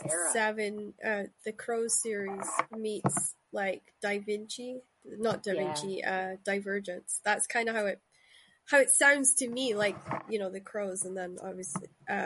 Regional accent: Shetland, Scotland, United Kingdom; That's where I was from, yeah. That's where I grew up. Great. So I grew up right in the Viking hub.

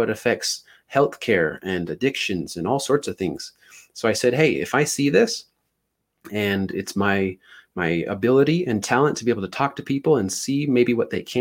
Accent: Ogden, Utah, United States; I'm from Utah, but by Ogden, it's about 30 minutes north of Salt Lake

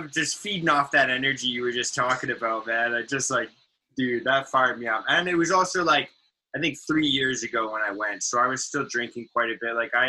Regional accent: Richmond, British Columbia, Canada; I loved growing up in Richmond, man. Growing up in Richmond was so sick.

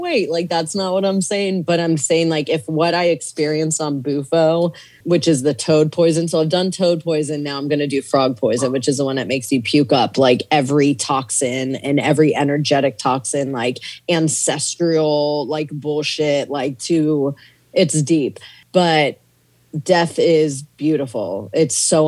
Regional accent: Virginia, United States; moved away as an adult; also born or lived in Kenya / Arizona / Malawi; I grew up in like Virginia. My parents moved to Virginia, and I grew up on the East Coast

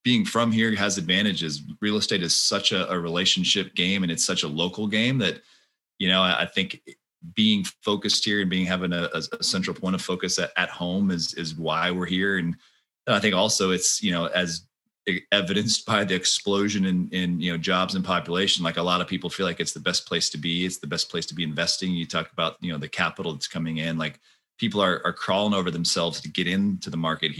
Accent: Austin, Texas, United States; I was born and raised in Austin.

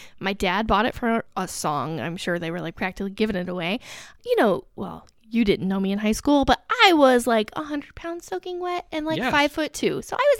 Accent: Alexandria, Indiana, United States; born or raised there

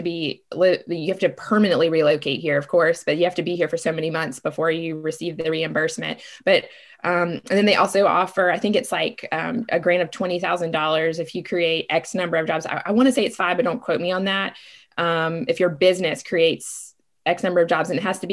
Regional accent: Savannah, Georgia, United States; I am from Savannah. I go way back in Savannah.

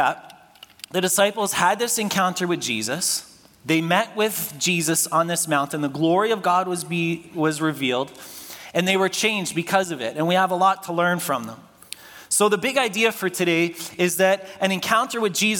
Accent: Toronto, Ontario, Canada; When I was growing up in Scarborough

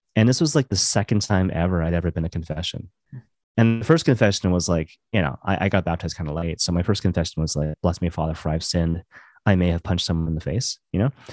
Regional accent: Maple Ridge, British Columbia, Canada; moved away as an adult; also born or lived in Vancouver / Halifax; now in Toronto, Canada; I grew up in Maple Ridge, and I, I, I moved to Vancouver, um, kinda later on

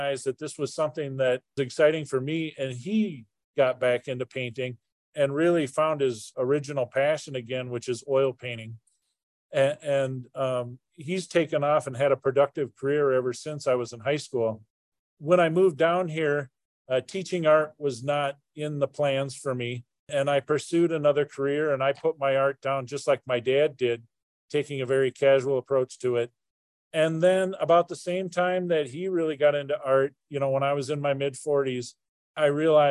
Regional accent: Minneapolis–Saint Paul, Minnesota, United States; originally I'm from Minnesota, and I grew up in the Twin Cities back in the 80s.

